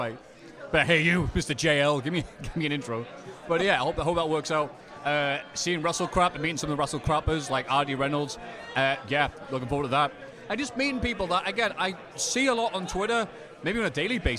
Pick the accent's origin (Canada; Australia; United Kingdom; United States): United Kingdom; I'm from Britain, as you can no doubt tell by my accent.